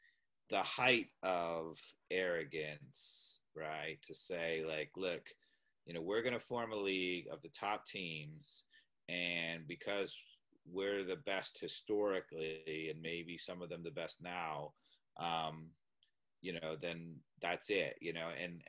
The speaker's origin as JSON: {"language": "English", "region": "New York", "country": "United States", "tie": "born or raised there", "said": "being an American sports fan my whole life, growing up in New York"}